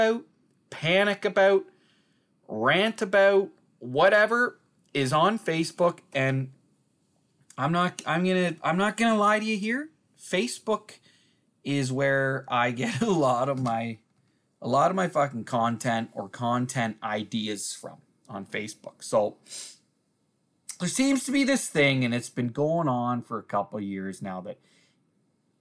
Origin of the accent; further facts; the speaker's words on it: Uxbridge, Ontario, Canada; my hometown here